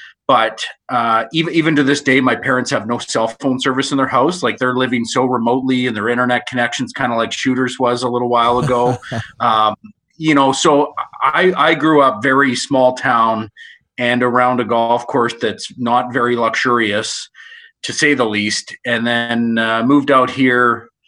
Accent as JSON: {"language": "English", "region": "Nova Scotia", "country": "Canada", "tie": "born or raised there", "moved": "yes", "lives_now": "Alberta, Canada", "said": "I grew up in Nova Scotia, so we didn't really have the luxury of what we have in Alberta. And I didn't even know what a private course was until I moved to Alberta"}